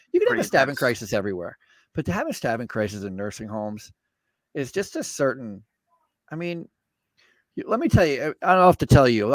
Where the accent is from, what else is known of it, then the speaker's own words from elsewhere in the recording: Vermont, United States; I grew up in Vermont and I okay. started my healthcare career in Vermont